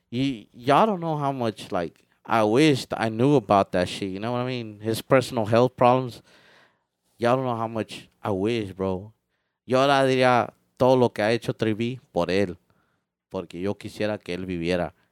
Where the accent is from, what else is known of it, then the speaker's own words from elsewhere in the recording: Mexico; it was painful como de, o sea, uno como mexicano, you know, no quiere ni escuchar uh, ah, música